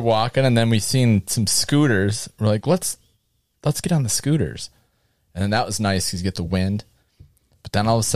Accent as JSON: {"language": "English", "region": "Wisconsin", "country": "United States", "said": "oh, Wisconsin"}